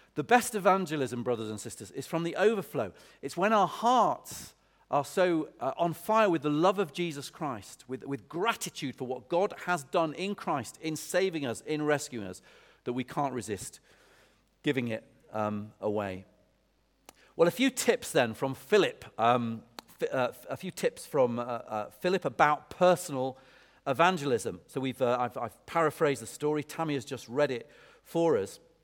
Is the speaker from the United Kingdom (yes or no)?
yes; Lancaster, North West England, United Kingdom; now in Oxford, United Kingdom; when I was a kid, I grew up, I grew up in Lancaster